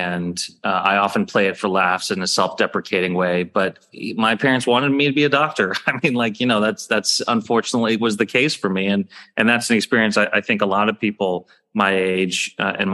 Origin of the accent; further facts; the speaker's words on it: Dayton, Ohio, United States; I was growing up in a Sikh community in Dayton